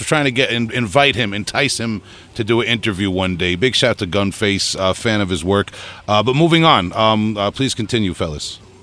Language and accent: English; Huntington, New York, United States; we're from Huntington, New York, here on Long Island, about 45 minutes to an hour away from New York City.